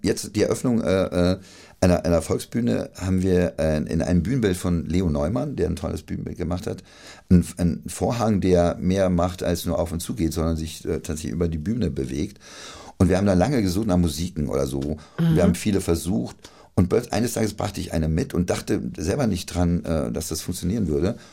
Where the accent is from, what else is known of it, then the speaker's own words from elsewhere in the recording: Friedberg, Hesse, Germany; accent: Dorheimer Platt; moved away; also born or lived in Berlin; da, wo ich aufgewachsen bin, ich bin in Dorheim auch geboren.